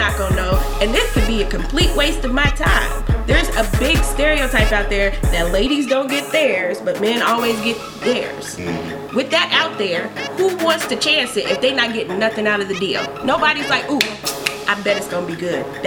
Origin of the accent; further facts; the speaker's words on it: New York, United States; moved away; I'm from New York.